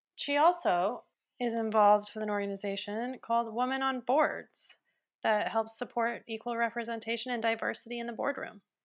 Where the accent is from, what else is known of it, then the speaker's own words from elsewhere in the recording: Fort Collins, Colorado, United States; I grew up in Fort Collins